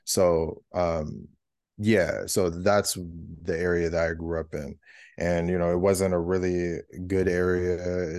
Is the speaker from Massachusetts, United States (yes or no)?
no; California, United States; moved away as an adult; also born or lived in Georgia; I moved all the way across the country 'cause I'm from California originally